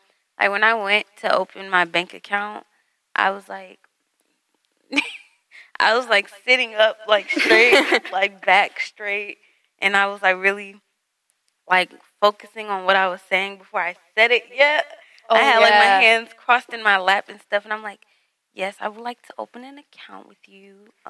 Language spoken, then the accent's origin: English; Detroit, Michigan, United States; I remember I was asked, like, what side of Detroit are you from? And I'm like, both.